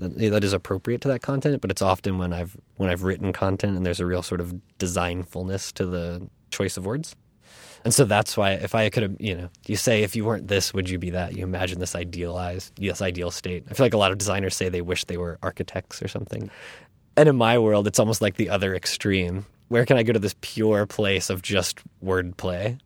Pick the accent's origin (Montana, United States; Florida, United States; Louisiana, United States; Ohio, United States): Florida, United States; also born or lived in North Carolina / Virginia; now in New York, United States; where I grew up in Florida